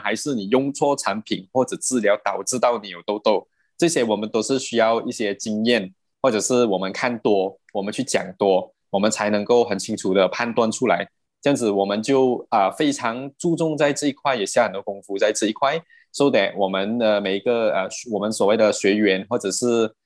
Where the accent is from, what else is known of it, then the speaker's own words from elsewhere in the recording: Perak, Malaysia; moved away as an adult; now in Selangor, Malaysia; 我本身是霹雳人嘛